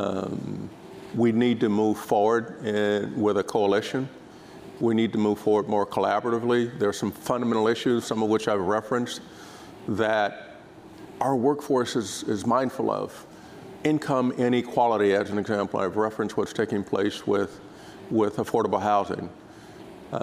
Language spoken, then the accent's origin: English; Dayton, Ohio, United States; moved away; my hometown, which is Dayton, Ohio